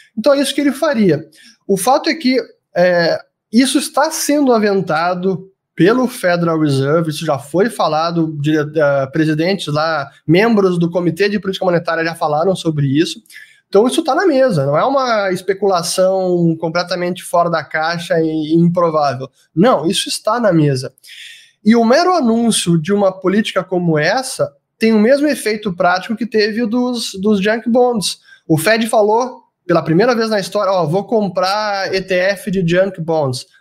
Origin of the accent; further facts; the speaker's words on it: Brazil; Como brasileiro